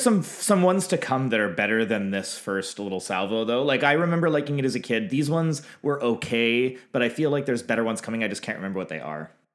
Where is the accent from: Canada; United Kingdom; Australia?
Canada